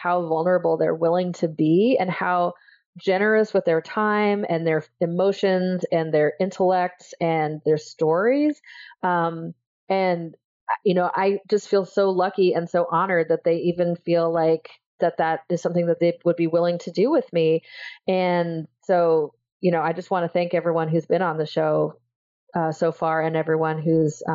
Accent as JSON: {"language": "English", "region": "Iowa", "country": "United States", "tie": "born or raised there", "said": "I grew up in Iowa"}